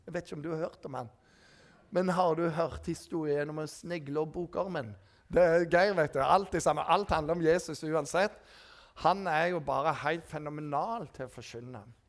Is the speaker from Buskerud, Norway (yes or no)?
no; Rogaland, Norway; For jeg var rogalending. Og jeg er jo rogalending.